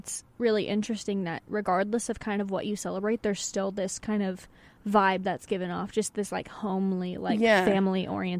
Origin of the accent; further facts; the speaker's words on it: Austin, Texas, United States; I'm from Austin